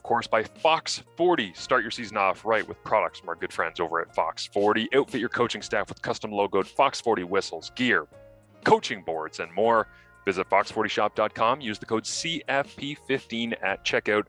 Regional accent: Scotland, United Kingdom; I'm Scottish

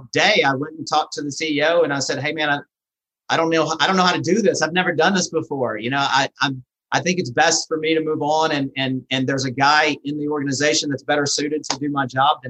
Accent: Louisiana, United States; moved away; also born or lived in Birmingham, Alabama; I was in Birmingham for 27 years, but I'm originally from Louisiana.

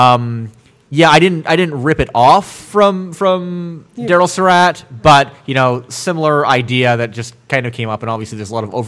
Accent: Vancouver, British Columbia, Canada; I am from Vancouver.

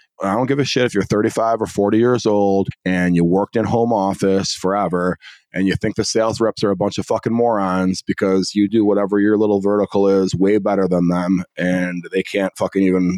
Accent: Northwest suburbs of Chicago, Illinois, United States; I grew up in the Northwest suburbs of Chicago

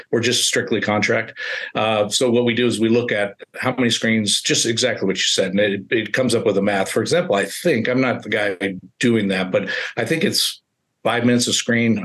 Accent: Colfax, California, United States; now in Reno, United States; I really wanted to get close to my hometown. Reno is uh, about an hour outside of Colfax, uh, California, which is 1,900 people my mom's 83

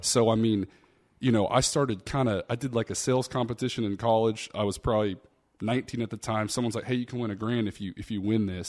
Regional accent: Austin, Texas, United States; I'm from Austin, Texas, man. I didn't come from much. You know, my dad worked three or four jobs growing up

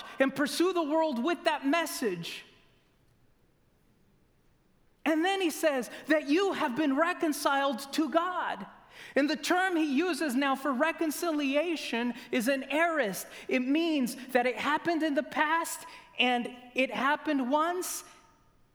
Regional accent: Loma Linda, California, United States; I grew up in Loma Linda

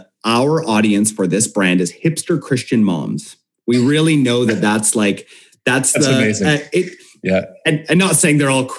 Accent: Canada; And we're predominantly Canadian too, so we're just like naturally apolitical.

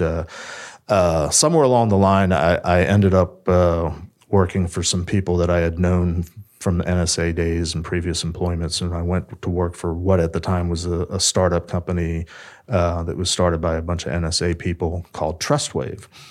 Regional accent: Silver Spring, Maryland, United States; I grew up in the area. I grew up in Silver Spring

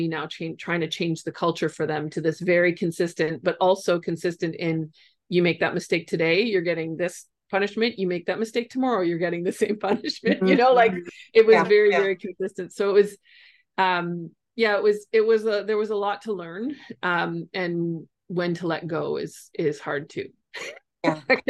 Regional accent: Ontario, Canada; I'm from Ontario and Canada

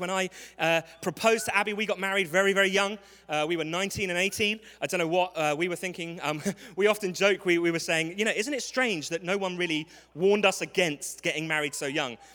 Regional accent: London, United Kingdom; accent: English; I am from London. This is not a speech impediment. This is an English accent.

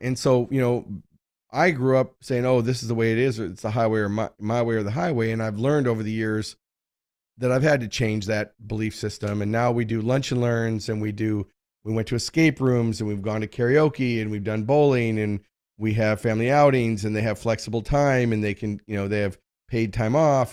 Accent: United States; I grew up in America, I'm a, a white male

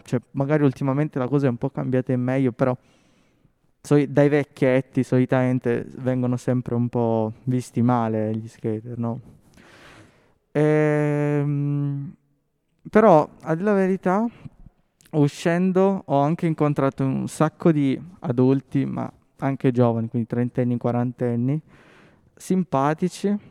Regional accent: Settimo Torinese, Piedmont, Italy; io sono cresciuto a Settimo Torinese

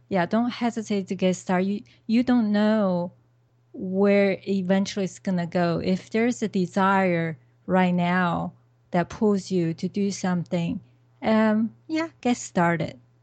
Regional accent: China; moved away; I came from China originally

